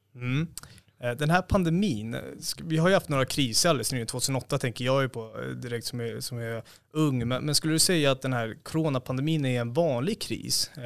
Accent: Stockholm, Stockholm County, Sweden; Jag som är från Stockholm

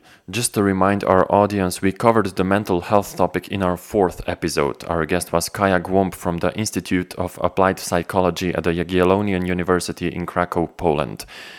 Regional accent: Ljubljana, Slovenia; Let's jump from my hometown Ljubljana in Slovenia to France again.

